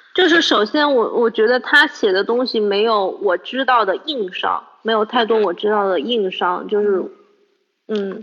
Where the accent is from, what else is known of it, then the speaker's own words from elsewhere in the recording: Changsha, Hunan, China; 我长沙人